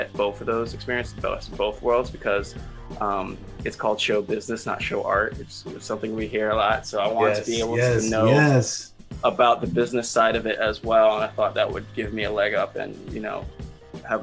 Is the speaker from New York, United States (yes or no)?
yes; New York City, New York, United States; I come from the Bronx, and actually a lot of the people I grew up with in the Bronx